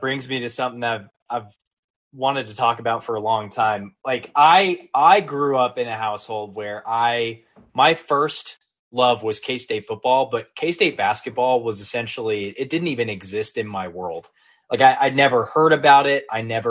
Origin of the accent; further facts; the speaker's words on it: Wichita, Kansas, United States; I grew up in Wichita